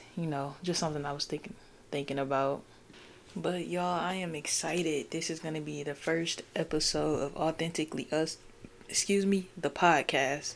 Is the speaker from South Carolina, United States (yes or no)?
no; Michigan, United States; I'm from Michigan